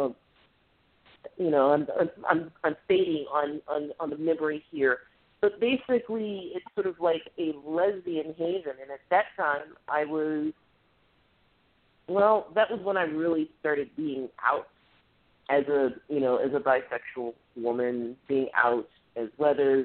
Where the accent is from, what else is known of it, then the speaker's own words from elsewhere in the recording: Cleveland, Ohio, United States; also born or lived in Atlanta, Georgia / Burlington, Vermont; now in Washington, D.C., United States; I grew up in Ohio